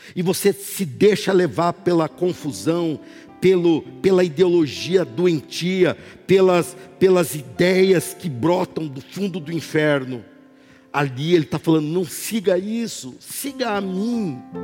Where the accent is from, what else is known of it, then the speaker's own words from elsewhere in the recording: Brazil; eu sou brasileiro